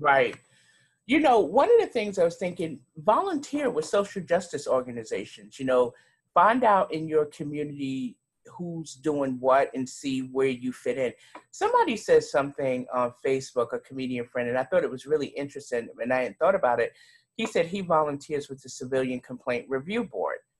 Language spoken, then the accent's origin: English; New York City, New York, United States; accent: New York; now in Charlotte, United States; I'm originally from Brooklyn, New York.